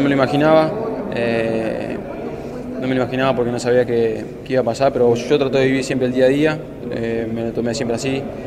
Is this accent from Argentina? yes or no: yes; Argentina; now in Quito, Ecuador; volver a estar acá en mi país, en mis tierras